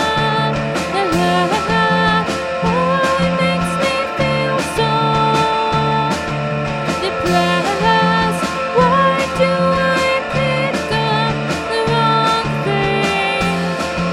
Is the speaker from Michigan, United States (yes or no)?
yes; Detroit, Michigan, United States; We're from Detroit.